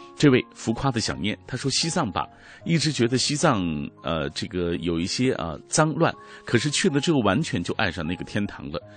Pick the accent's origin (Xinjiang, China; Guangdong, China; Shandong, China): Xinjiang, China; 后来因为大学专业的选择来到了石河子